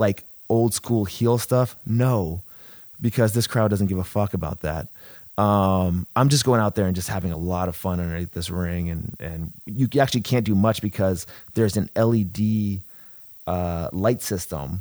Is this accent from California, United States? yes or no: yes; San Diego, California, United States; I'm from San Diego